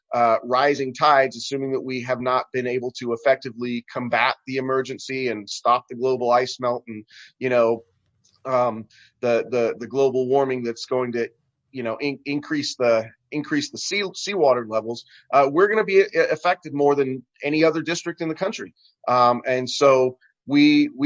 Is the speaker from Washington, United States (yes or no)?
yes; Marysville, Washington, United States; my hometown of Marysville